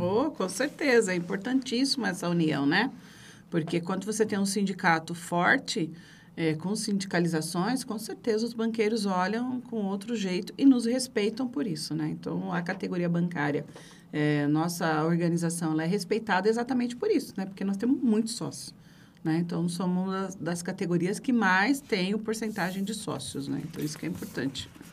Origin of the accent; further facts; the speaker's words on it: Carapicuíba, São Paulo, Brazil; also born or lived in Santo André; Eu nasci em Santo André, berço do movimento sindical, mas nem sabia que era isso. Meu pai era metalúrgico, né? Mas. É é, a gente, depois, de, é, com oito anos, eu fui para Carapicuíba morar na Coab